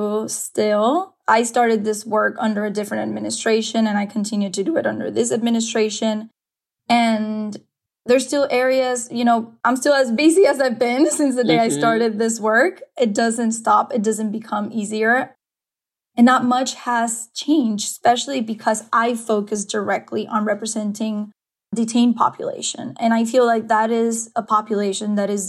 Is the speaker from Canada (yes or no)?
no; Dominican Republic; now in United States; I am originally from Dominican Republic, so I am an immigrant myself here in this country